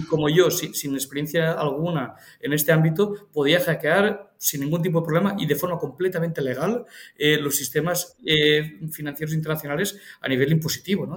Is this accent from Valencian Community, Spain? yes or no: yes; Cocentaina, Valencian Community, Spain; mi pueblo, o sea, es un pueblo Alicante, Cocentaina